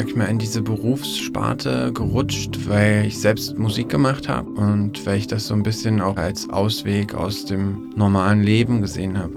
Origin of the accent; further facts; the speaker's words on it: Erfurt, Thuringia, Germany; in Erfurt, wo ich herkomme